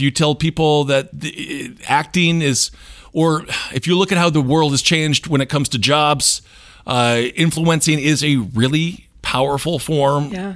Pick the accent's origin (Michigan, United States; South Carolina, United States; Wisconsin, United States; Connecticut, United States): Wisconsin, United States; also born or lived in New York; now in Los Angeles, United States; I grew up in Wisconsin